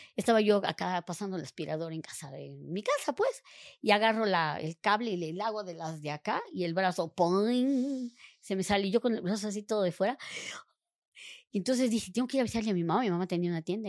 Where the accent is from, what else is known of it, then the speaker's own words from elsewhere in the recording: Veracruz, Mexico; yo soy del puerto de Veracruz